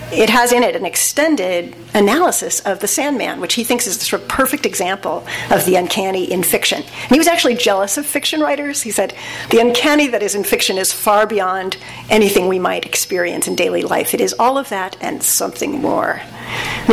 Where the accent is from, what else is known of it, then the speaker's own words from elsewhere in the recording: Southern California, United States; I was raised in Southern California in a secular Jewish household